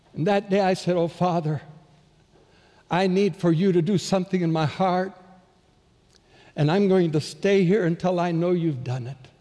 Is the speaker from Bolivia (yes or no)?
yes; Bolivia; moved away; Growing up in Bolivia, as born and raised there